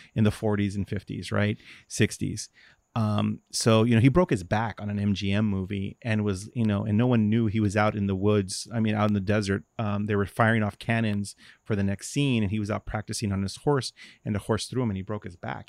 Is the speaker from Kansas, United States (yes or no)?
no; Los Angeles, California, United States; I grew up in Watts